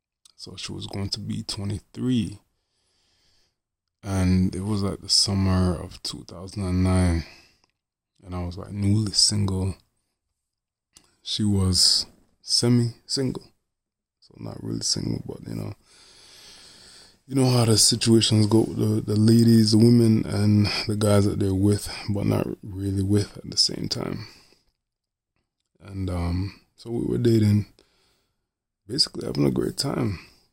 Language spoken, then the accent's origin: English; Jamaica; And me being a Jamaican man, by the way, she's Haitian.